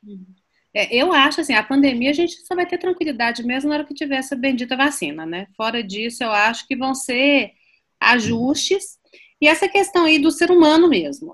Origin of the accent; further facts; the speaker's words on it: Minas Gerais, Brazil; como mineiro